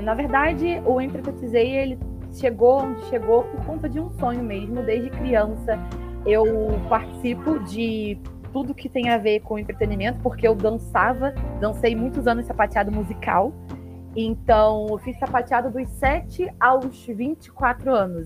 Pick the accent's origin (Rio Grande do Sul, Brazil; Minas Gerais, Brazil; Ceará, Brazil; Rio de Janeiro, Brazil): Rio de Janeiro, Brazil; Petrópolis; moved away as an adult; now in São Paulo, Brazil; sou do Rio de Janeiro, né, de Petrópolis, atualmente moro em São Paulo